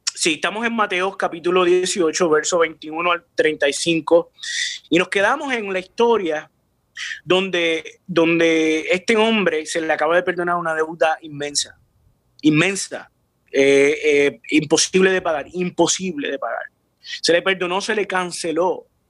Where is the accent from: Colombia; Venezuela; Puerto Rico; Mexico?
Puerto Rico; San Juan; yo nací en Puerto Rico, Río Piedras, Puerto Rico, en un barrio que se llama San José